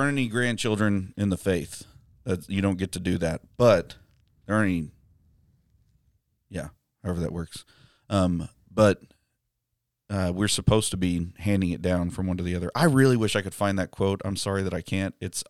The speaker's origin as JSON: {"language": "English", "town": "Amarillo", "region": "Texas", "country": "United States", "tie": "born there", "said": "They set up their will before I was born in Amarillo."}